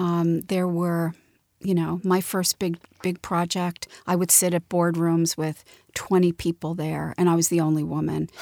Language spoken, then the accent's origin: English; Montclair, New Jersey, United States; most of my, um, growing up was in a beautiful little town called Montclair, New Jersey